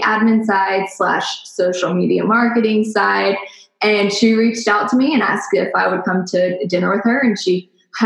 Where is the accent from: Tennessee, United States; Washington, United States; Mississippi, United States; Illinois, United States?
Tennessee, United States; Nashville; I am from Nashville, Tennessee, born and raised